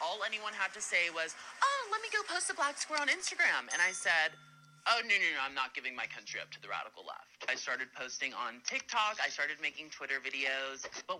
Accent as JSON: {"language": "English", "town": "Los Angeles", "region": "California", "country": "United States", "said": "I'm 20 years old. I'm from Los Angeles, California"}